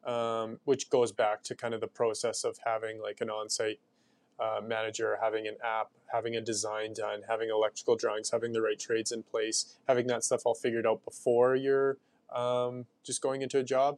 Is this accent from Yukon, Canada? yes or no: no; Sherwood Park, Alberta, Canada; also born or lived in Riverbend, Edmonton; now in Edmonton, Canada; I grew up in Sherwood Park, and then I moved to Riverbend